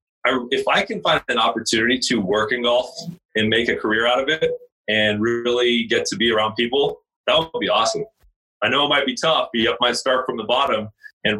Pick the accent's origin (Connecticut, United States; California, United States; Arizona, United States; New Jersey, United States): California, United States; Laguna Hills; also born or lived in Central Washington University, Washington; I was born and raised in Laguna Hills, which is in Orange County, OC life